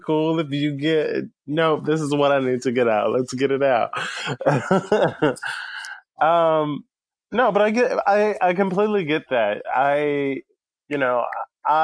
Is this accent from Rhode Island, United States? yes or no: no; Pensacola, Florida, United States; also born or lived in Tampa, United States; now in Kentucky, United States; currently I'm in Kentucky, but I grew up in Pensacola